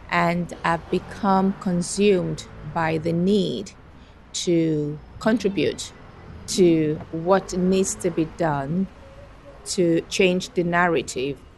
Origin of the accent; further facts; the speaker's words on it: Nigeria; first language Fuga; English is a second language; now in Edmonton, Canada; My maternal language is a language called Fuga. I'm originally from Nigeria, and my daughter has mixed heritage.